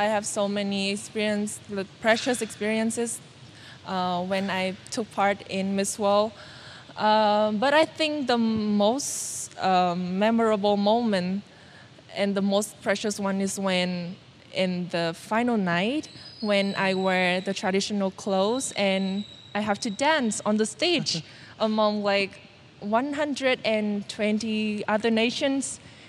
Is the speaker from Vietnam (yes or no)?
yes; Vietnam; English is a second language; to reach out further to the underprivileged, not only in my hometown, but many, many other provinces in not only Vietnam, but also in the world.